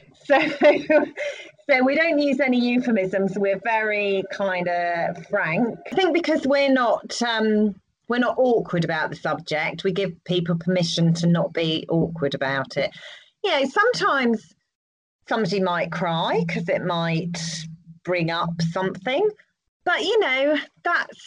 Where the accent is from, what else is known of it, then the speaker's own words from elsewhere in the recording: United Kingdom; as British people